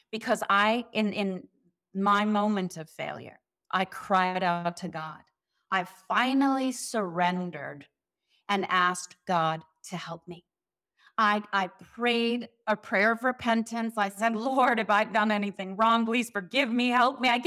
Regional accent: South Africa; now in Beverly Hills, United States; South Africa, so maybe maybe I should bring the South African accent back.

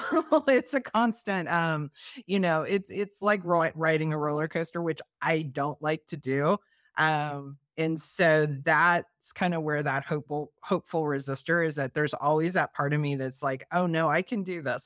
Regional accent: Missouri, United States; now in Maryland, United States; I'm originally from Missouri

